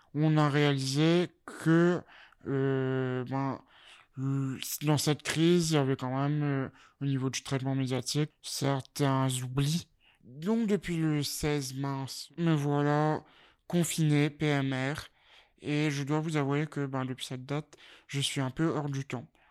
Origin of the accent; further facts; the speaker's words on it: Mauritius; moved away as an adult; now in Lille, France; J'ai vécu donc 17 euh, années euh, à l'île Maurice, chez mes parents, et me voilà à Lille depuis 4 ans et demi